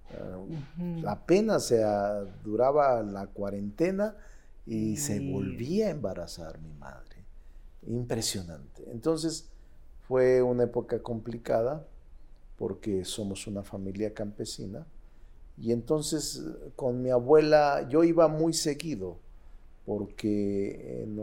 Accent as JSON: {"language": "Spanish", "town": "Fresnillo", "region": "Zacatecas", "country": "Mexico", "tie": "born or raised there", "moved": "as an adult", "lives_now": "Mexico City, Mexico", "said": "Nací en Fresnillo, en Zacatecas en un poblado pequeño, un ejido que se llama Plateros, mm. que está como a seis kilómetros de Fresnillo."}